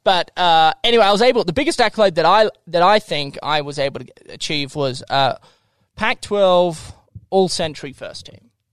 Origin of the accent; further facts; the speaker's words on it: Melbourne, Victoria, Australia; moved away as an adult; also born or lived in Tokyo, Japan; now in Salt Lake City, United States; I actually lived there for six years, and then I traveled to Tokyo, Japan. I lived there for six years. Then I went back to Melbourne Australia